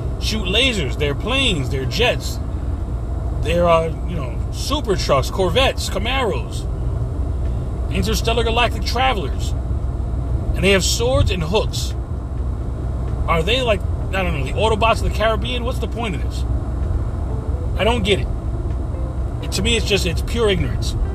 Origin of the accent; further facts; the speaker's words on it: New York City, New York, United States; moved away; I was born in New York to second-generation Hispanic parents